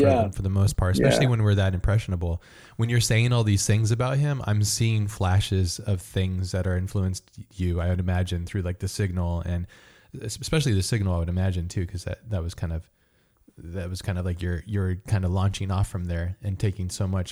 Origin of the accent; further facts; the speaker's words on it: United States; being American and being in America